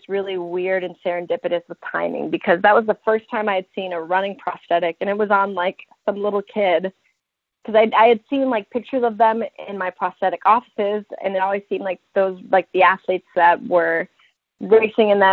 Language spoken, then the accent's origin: English; Denver, Colorado, United States; I was born in Denver, Colorado, and I grew up there